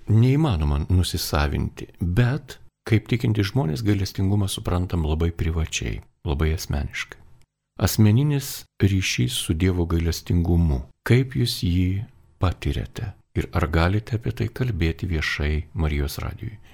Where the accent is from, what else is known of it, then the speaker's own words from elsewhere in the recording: Vilnius, Vilnius County, Lithuania; mes Vilniečiai jau jį vadiname gailestingumo miestu, bent jau katalikai.